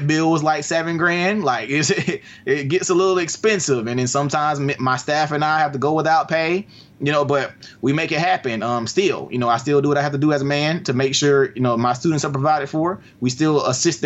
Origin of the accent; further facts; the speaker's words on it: Albany, Georgia, United States; here where I live in Albany. It's my first project, my hometown.